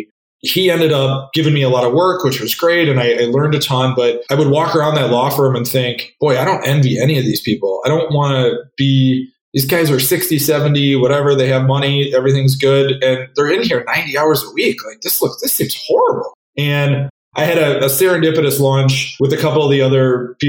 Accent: Wisconsin, United States; moved away as an adult; also born or lived in San Francisco / Minneapolis; I grew up in Wisconsin, went to college at Madison

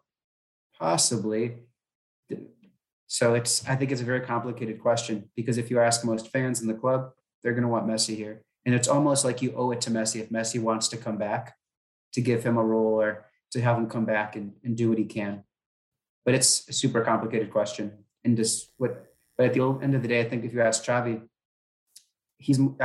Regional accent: United States; I'm an American

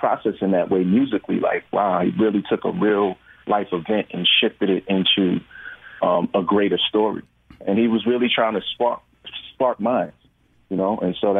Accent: New York, United States; I'm from New York, so we were in New York and filming

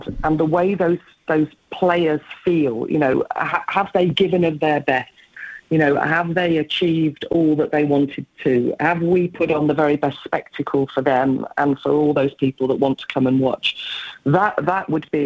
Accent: England, United Kingdom; I am an English woman

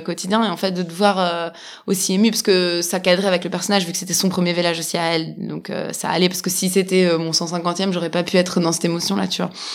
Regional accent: Switzerland; j'ai grandi en Suisse

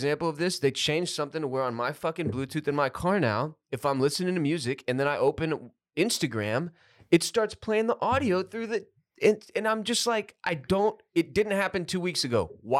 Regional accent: Houston, Texas, United States; every time I've seen those cars growing up in Houston

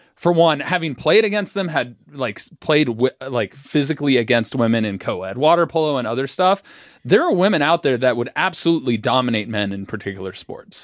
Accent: Cincinnati, Ohio, United States; We're both from Cincinnati.

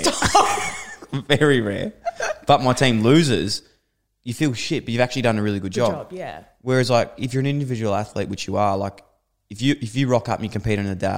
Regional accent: Ballarat, Victoria, Australia; I'm from Ballarat

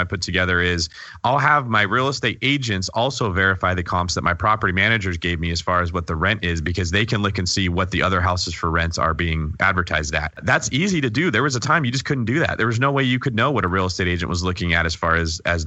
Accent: California, United States; as a Californian

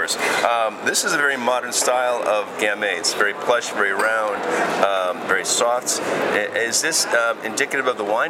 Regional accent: Washington, United States; I'm from Washington State in the west coast of the United States, and we grow a lot of Syrah as well.

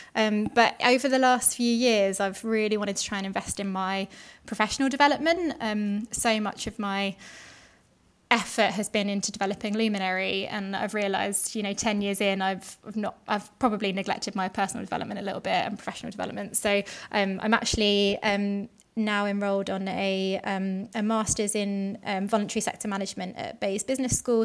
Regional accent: London, United Kingdom; I grew up in South London, so not too far from where I work now. I've always been a Londoner.

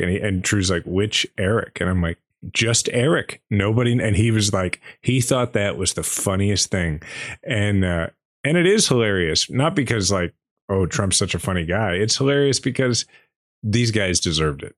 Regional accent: Kansas City, United States; proud as I am to be from Kansas City

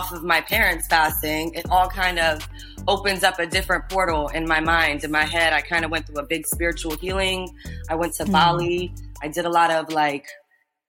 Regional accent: Iran; I'm Persian from Iran.

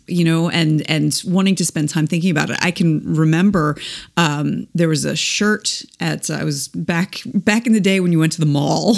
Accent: East Coast, United States; moved away as an adult; now in Midwest, United States; we were already uh, living in the Midwest, and we're both from the East Coast originally

